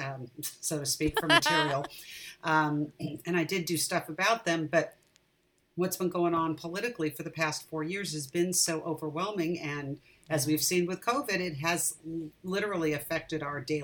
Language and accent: English; Irvine, California, United States; also born or lived in Orange County; now in San Francisco area, United States; I grew up in Southern California. I grew up in Irvine, actually